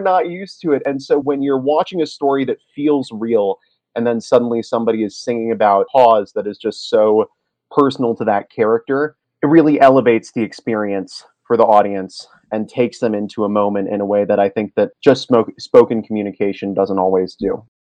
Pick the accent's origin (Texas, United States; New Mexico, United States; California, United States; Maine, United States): Maine, United States; now in Boulder, United States; I am in Boulder, Colorado at the moment, originally from Maine